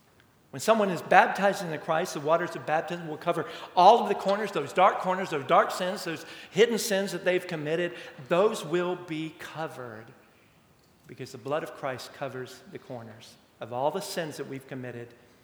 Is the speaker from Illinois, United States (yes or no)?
no; Amarillo, Texas, United States; Growing up in Amarillo for a little while, a couple of times.